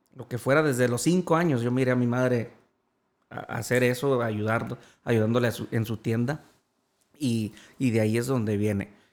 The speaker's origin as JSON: {"language": "Spanish", "town": "Jerez", "region": "Zacatecas", "country": "Mexico", "tie": "born or raised there", "said": "Jerez, Zacatecas, donde soy nativo"}